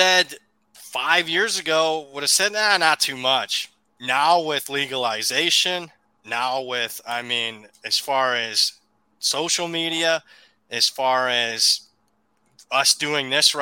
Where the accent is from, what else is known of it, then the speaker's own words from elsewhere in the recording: Big Ten country, Midwest, United States; moved away; I grew up in Big Ten country